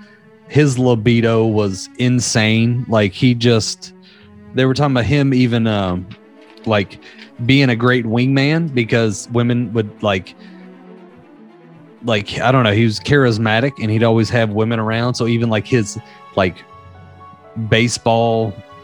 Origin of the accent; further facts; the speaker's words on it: the South, United States; my hometown had a shit ton of them, being from a small country ass town. Like even like I remember hearing like ones that I would never heard anyone else say outside of the South of where I lived